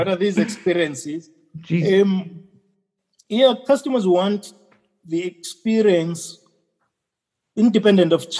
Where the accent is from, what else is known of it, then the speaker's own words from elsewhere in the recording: South Africa; our country